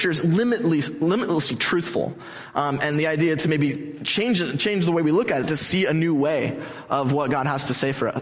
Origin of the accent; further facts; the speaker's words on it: Mission Viejo, California, United States; I'm from Mission Viejo, Orange County, I grew up here